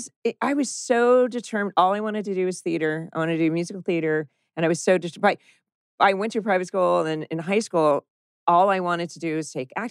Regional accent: Dana Point, California, United States; In Dana Point.

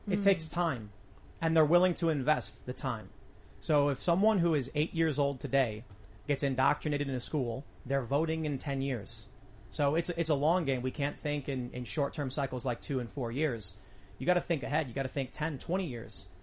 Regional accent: Chicago, Illinois, United States; I grew up in Chicago, surrounded by Democrats

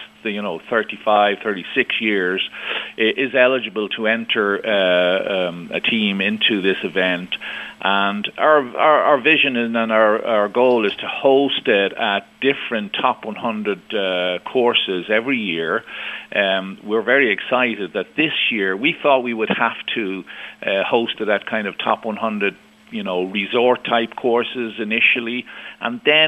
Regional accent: Ireland; also born or lived in Scottsdale, Arizona (winters); I'm from Ireland. I pay my taxes in Ireland

